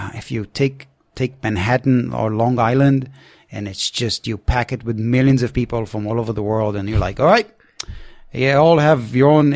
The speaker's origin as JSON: {"language": "English", "town": "Jerusalem", "region": "Jerusalem District", "country": "Israel", "tie": "born or raised there", "said": "I growing up in Jerusalem with suicide bombings and terror attacks"}